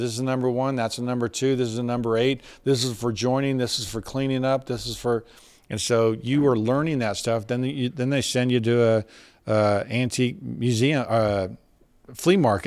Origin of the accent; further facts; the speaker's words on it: Dallas, Texas, United States; now in Fort Worth, United States; I was from Dallas